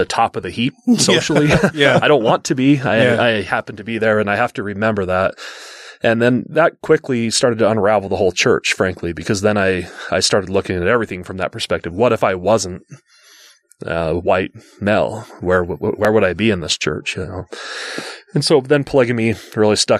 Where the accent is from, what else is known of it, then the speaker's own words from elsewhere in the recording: West Jordan, Utah, United States; growing up in West Jordan, Utah